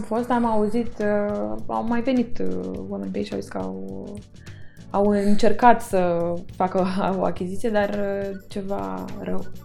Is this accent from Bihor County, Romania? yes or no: no; Constanța, Constanța County, Romania; moved away; în Constanța, cartierul unde eram